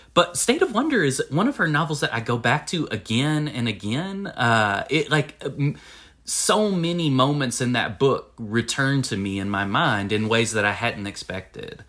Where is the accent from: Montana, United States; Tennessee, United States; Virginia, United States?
Tennessee, United States; Winchester; I grew up in Winchester, Tennessee, and, and, uh, it's the same county where I live now